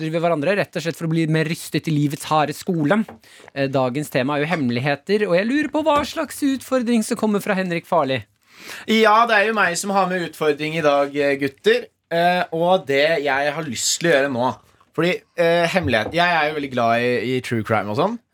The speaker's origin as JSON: {"language": "Norwegian", "town": "Bergen", "region": "Vestland", "country": "Norway", "said": "Jeg er fra Bergen!"}